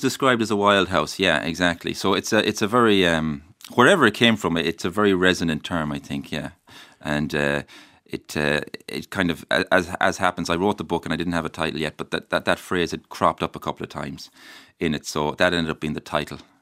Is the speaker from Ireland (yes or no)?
yes; Mayo, Connacht, Ireland; the place I love where I'm from. Uh, I love my home, I love my hometown, I, I love my, my county